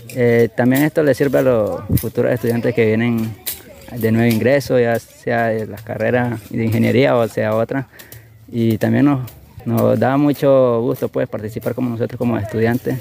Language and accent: Spanish; Nicaragua; first language Mayangna; Spanish is a second language; como indígenas que somos este, en Nicaragua